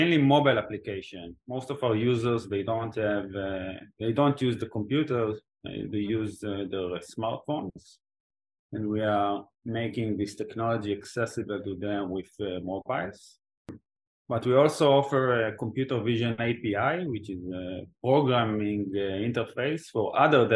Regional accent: Israel; also born or lived in Oxford; I was born and raised in Israel.

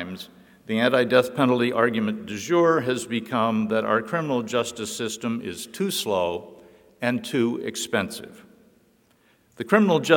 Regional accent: Lincoln, Nebraska, United States; as a Lincoln fourth grader who witnessed the impact Charles Starkweather's murderous reign of terror had upon this community and this state

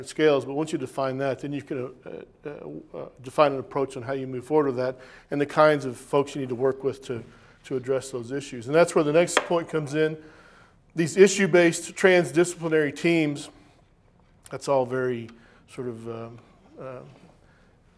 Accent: Amarillo, Texas, United States; moved away as an adult; also born or lived in Tennessee / Nebraska; now in Virginia, United States; I was born in Texas, raised in Amarillo, Texas

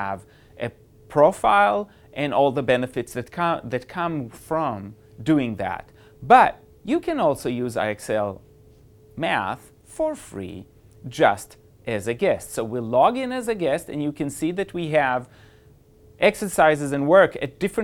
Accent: Switzerland; moved away; I was born in Switzerland

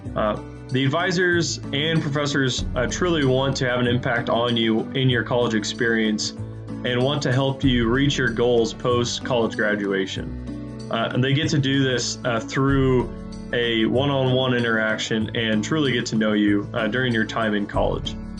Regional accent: Kokomo, Nebraska, United States; I'm a junior from Kokomo, Nebraska

